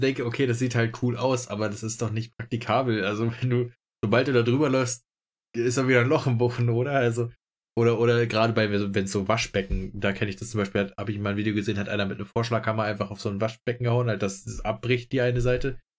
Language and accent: German; Germany; bei uns in Deutschland